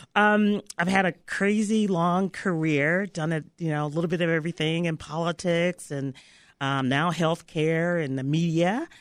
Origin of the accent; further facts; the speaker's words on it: Memphis, Tennessee, United States; moved away; I was raised in Memphis, Tennessee